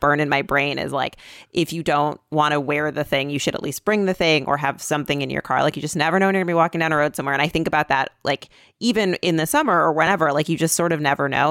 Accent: Michigan, United States; now in New York, United States; I'm from Michigan

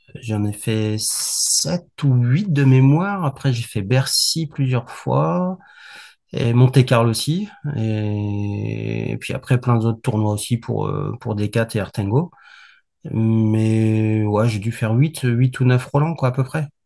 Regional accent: Valenciennes, Hauts-de-France, France; je suis du Nord, je suis né à Valenciennes

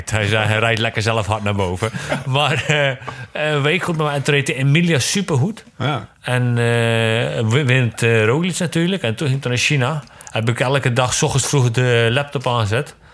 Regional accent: Yerseke, Zeeland, Netherlands; we zijn opgegroeid in hetzelfde dorp. We zijn allebei van Iersk eigenlijk.

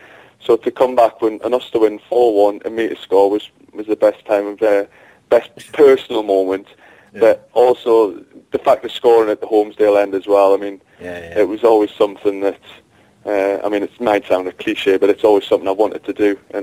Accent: Newcastle upon Tyne, North East England, United Kingdom; born or raised there; now in London, United Kingdom

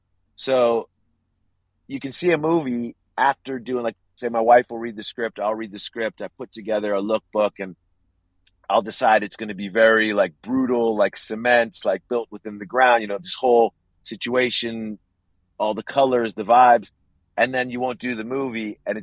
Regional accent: Los Angeles, California, United States; I'm from Los Angeles. I love Los Angeles. I know Los Angeles really well.

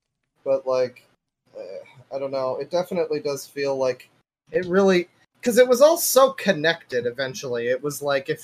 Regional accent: Canada; I'm a Canadian

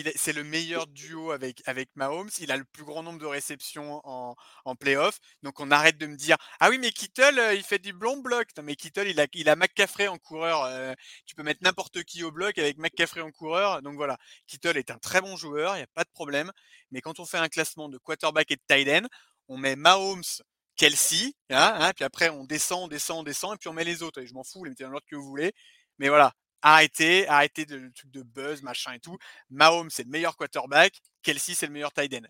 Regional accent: Saint-Étienne, Auvergne-Rhône-Alpes, France; je suis de Saint-Étienne

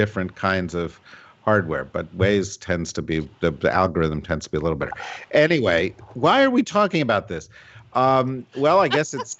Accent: New Jersey, United States; We were in New Jersey.

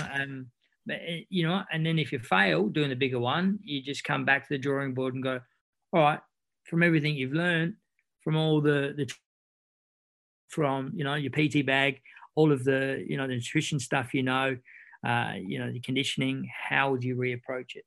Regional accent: Australia; accent: Aussie; I lead with my second best accent and then switch into my Aussie

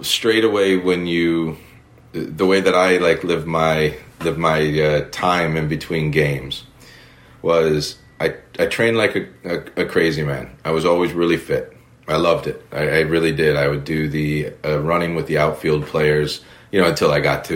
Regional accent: United States; moved away as an adult; I'm an American over here

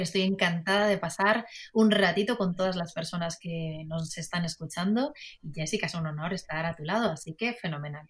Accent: Madrid, Community of Madrid, Spain; yo soy madrileña, soy española

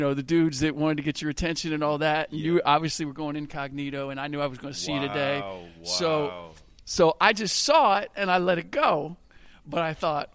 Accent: Cincinnati, Ohio, United States; I grew up in Cincinnati

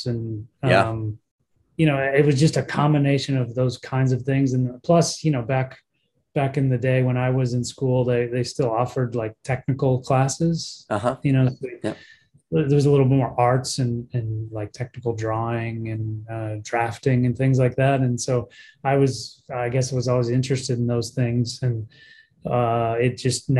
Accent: Rockford, Illinois, United States; I grew up in Rockford, Illinois

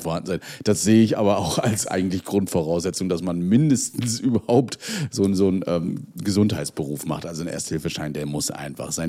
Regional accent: Mecklenburg-Vorpommern, Germany; bei uns in Mecklenburg-Vorpommern

